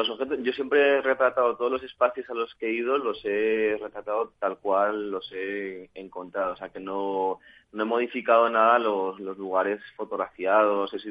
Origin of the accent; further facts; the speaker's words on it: San Sebastián, Basque Country, Spain; now in Madrid, Spain; al principio cuando llegué, viniendo de San Sebastián, pues eh, bueno, me encontré con una ciudad que, no tiene nada que ver con donde yo venía, ¿no?